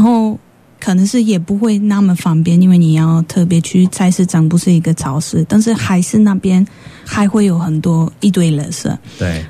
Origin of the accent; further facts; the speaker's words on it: Poland; Chinese is a second language; moved away as an adult; now in Taichung, Taiwan; 我是来自波兰的